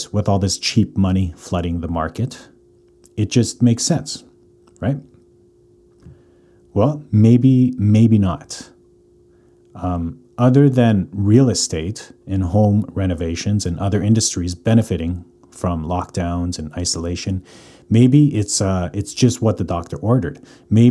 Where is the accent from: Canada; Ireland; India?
Canada; Calgary, Alberta; born or raised there; moved away as an adult; now in Vancouver, Canada